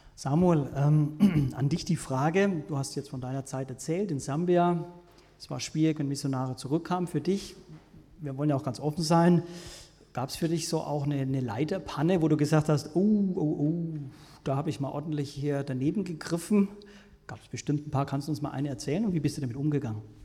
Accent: Franconia, Bavaria, Germany; ich komme aus Franken

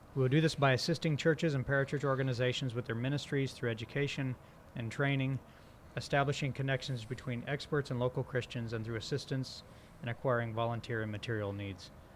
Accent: northern Indiana, United States; moved away as an adult; also born or lived in Boston area / Waco, Texas; now in Birmingham, United States; I'm originally from Indiana, uh, up in the north

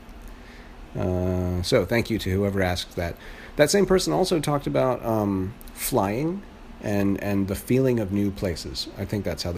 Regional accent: Florida, United States; now in New York, United States; I live in New York right now, I'm from Florida originally

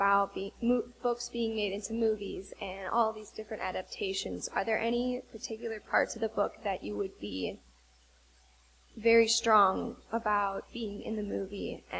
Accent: Ann Arbor, Michigan, United States; I'm from Ann Arbor, Michigan.

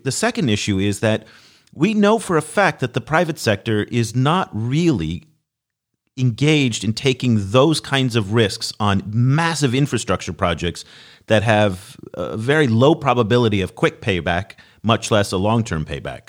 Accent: United States; as an American

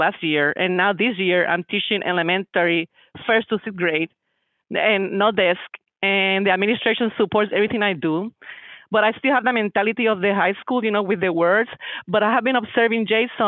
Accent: Daphne, Alabama, United States; I'm from Daphne, Alabama.

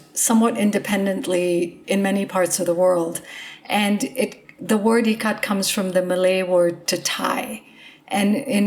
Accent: India; I am Indian

